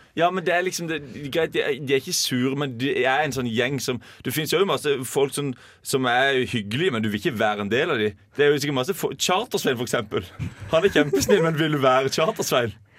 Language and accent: Norwegian; Holum, Agder, Norway; der jeg kommer fra Holum